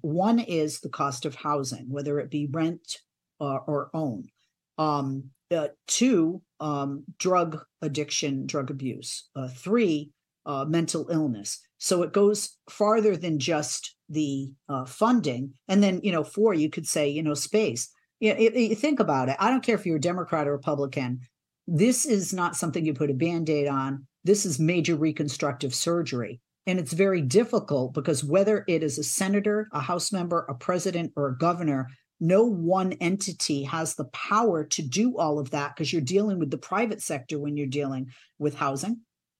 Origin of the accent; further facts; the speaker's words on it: East Coast, United States; I'm from the East Coast, so I hadn't seen a lot of California.